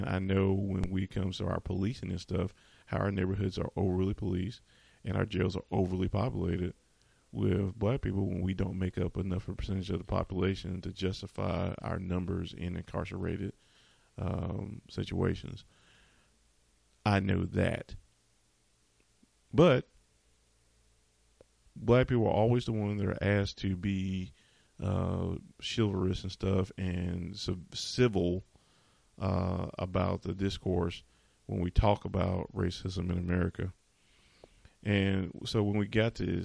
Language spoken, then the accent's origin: English; the South, United States; I'm from the South